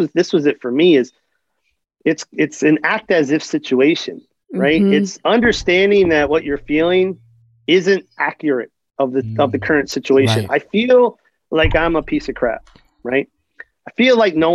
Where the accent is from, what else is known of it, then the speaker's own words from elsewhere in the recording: Philadelphia, Pennsylvania, United States; also born or lived in New Jersey; I'm from Philly